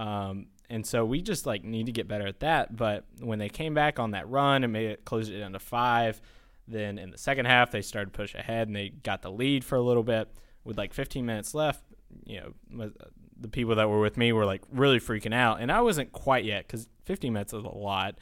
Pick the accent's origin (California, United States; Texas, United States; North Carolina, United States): North Carolina, United States; Taylorsville; moved away as an adult; now in Chapel Hill, United States; I'm from Taylorsville, North Carolina in Alexander